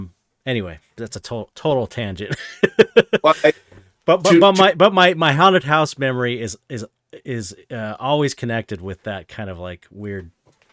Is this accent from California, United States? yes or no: yes; San Pedro, California, United States; And it was in Torrance. I was from San Pedro. Torrance is like, I don't know, 15, 20 minutes outside of town.